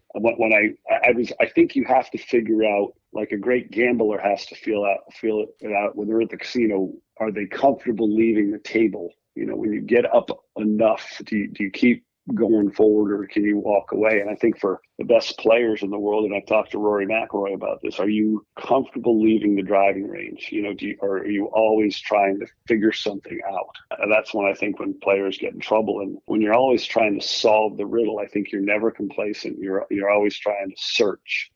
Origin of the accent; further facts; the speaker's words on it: Rhode Island, United States; I grew up in Rhode Island where I am now